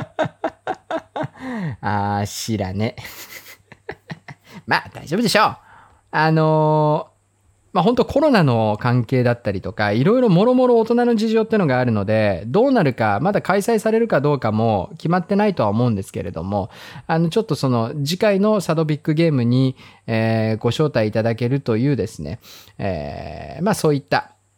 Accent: Hokkaido, Japan; moved away; 僕も、まあ、北海道出身

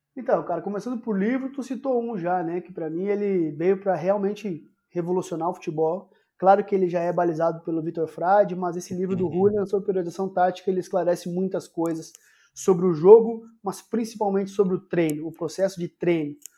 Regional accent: Santiago, Rio Grande do Sul, Brazil; moved away; also born or lived in Porto Alegre / Belo Horizonte; Eu sou de Santiago, lá onde tem a Copa Santiago

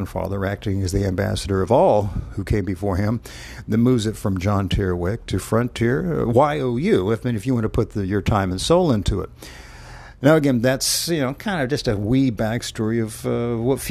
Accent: the American South, United States; I'm a Southerner by dint

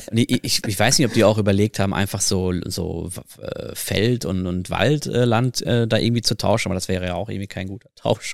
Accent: Ruhr area, North Rhine-Westphalia, Germany; moved away as an adult; now in Switzerland; Das ist ja die Ecke, wo ich, wo ich herkomme

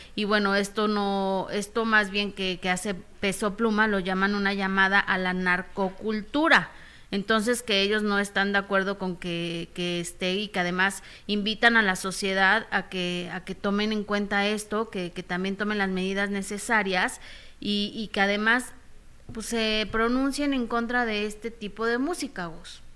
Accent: Mexico; como mexicanos

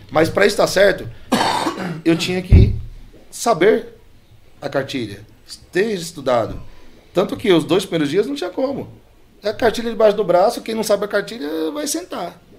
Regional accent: Piauí, Brazil; A gente veio do Piauí, fundinho do Piauí, pai carregador.

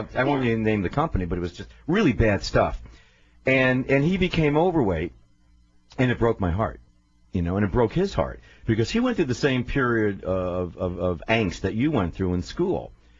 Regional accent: New York City, New York, United States; I had the Jewish nose from New York. I'm a New Yorker. Right. I grew up on the East Side.

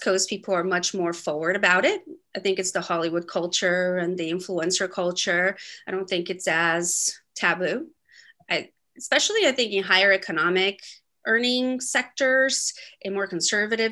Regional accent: Brazil; moved away; I was born in Brazil and grew up there

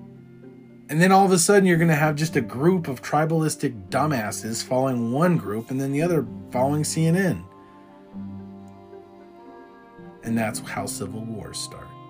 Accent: United States; we as American people

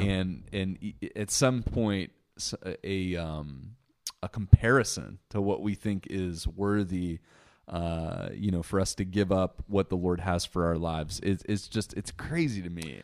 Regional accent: United States; as an American

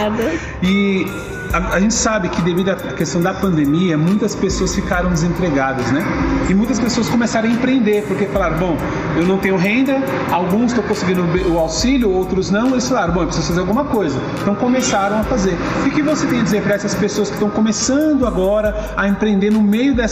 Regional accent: São Paulo, Brazil; paulistano, no caso eu sou aqui de São Paulo mesmo, né?

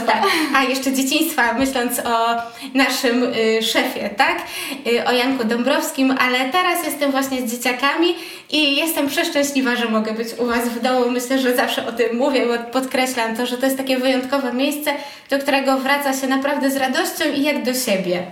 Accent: Łódź Voivodeship, Poland; ja pochodzę z takiej małej parafii niedaleko Łodzi

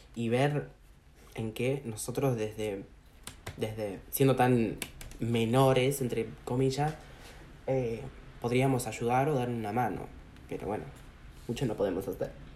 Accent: Argentina; also born or lived in Brazil; yo como la puta madre soy argentino

